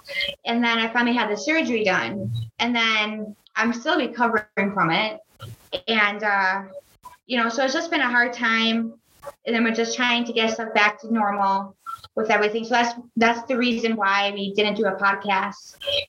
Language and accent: English; Milwaukee, Wisconsin, United States; I'm from the southern part of the state.